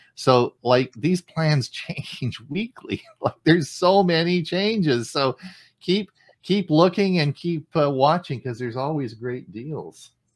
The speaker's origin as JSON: {"language": "English", "country": "Canada", "said": "As a Canadian"}